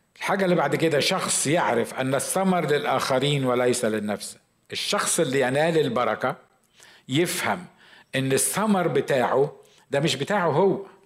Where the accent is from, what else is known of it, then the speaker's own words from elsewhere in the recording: Egypt; عندنا في مصر